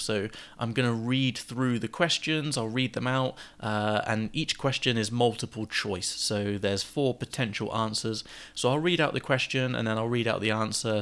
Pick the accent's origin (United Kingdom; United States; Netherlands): United Kingdom; England; being English